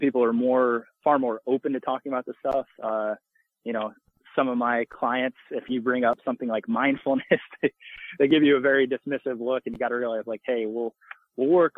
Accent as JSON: {"language": "English", "region": "Illinois", "country": "United States", "moved": "as an adult", "lives_now": "Birmingham, United States", "said": "I'm from Illinois"}